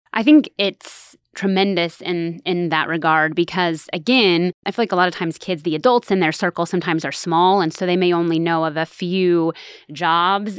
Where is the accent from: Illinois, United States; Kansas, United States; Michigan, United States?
Kansas, United States; Stafford; moved away as an adult; also born or lived in Salina, Kansas; now in Manhattan, Kansas, United States; I'm originally from Stafford, Kansas, which is a really small farming community